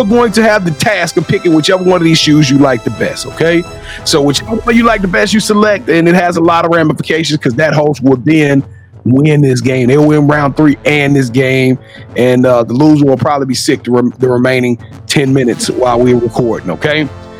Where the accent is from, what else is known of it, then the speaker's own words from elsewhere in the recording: Louisiana, United States; I'm from Louisiana